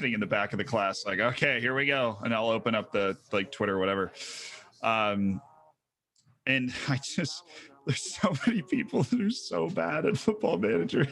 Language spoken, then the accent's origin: English; Florida, United States; first language English; I grew up in Florida